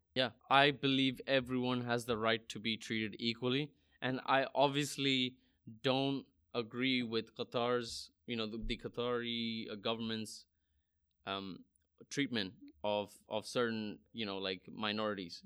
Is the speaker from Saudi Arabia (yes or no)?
yes; Saudi Arabia; I grew up in Saudi Arabia